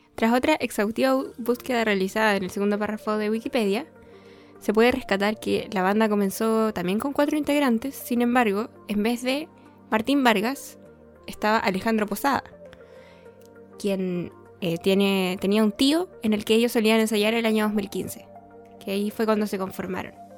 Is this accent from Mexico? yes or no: no; Bolivia; Nosotros somos hermanos, eh, somos de Bolivia.